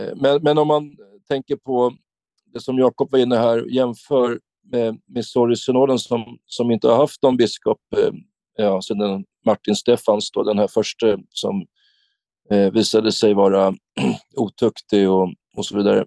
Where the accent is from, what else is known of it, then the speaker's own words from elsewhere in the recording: Sweden; här i vårt land, Sverige